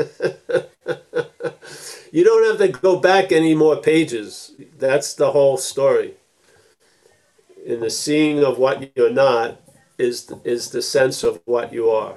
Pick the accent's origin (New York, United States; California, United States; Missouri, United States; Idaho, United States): New York, United States; Long Island; moved away; growing up in Long Island